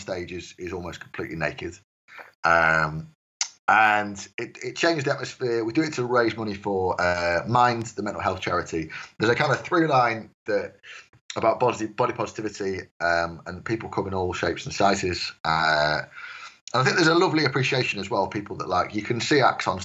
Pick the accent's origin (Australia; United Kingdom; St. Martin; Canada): United Kingdom; Stafford, West Midlands; moved away as an adult; now in Leicester, United Kingdom; I come from Stafford